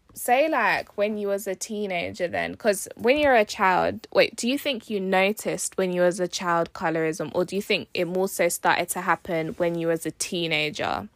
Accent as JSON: {"language": "English", "country": "United Kingdom", "tie": "born or raised there", "said": "I was born in the U K"}